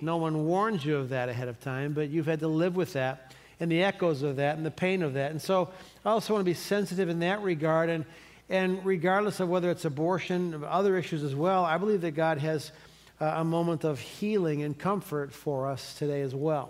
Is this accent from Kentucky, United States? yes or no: no; Cleveland, Ohio, United States; moved away; I'm from Cleveland